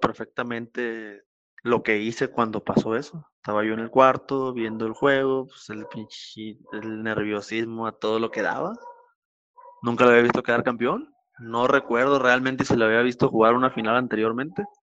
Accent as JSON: {"language": "Spanish", "town": "Mazatlán", "region": "Sinaloa", "country": "Mexico", "tie": "born or raised there", "also_born_or_lived": "Coyotitán, Sinaloa / Culiacán", "said": "mi infancia en Coyotitán fueron los primeros tres años que no lo recuerdo, después aquí en Mazatlán y desde entonces aquí en la ciudad"}